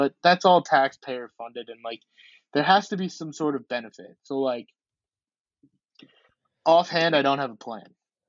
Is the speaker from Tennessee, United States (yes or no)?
yes; Memphis, Tennessee, United States; I'm from Memphis.